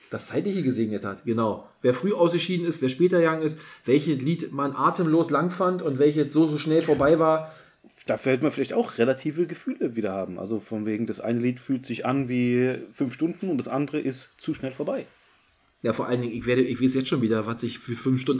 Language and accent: German; Berlin, Germany; weil sonst ich als Berliner würde das natürlich ja nicht wissen.